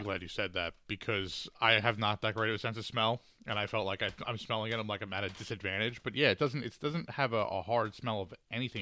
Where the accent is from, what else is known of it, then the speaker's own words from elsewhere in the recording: Huntington, New York, United States; I grew up in Huntington and spent a lot of time in Huntington Bay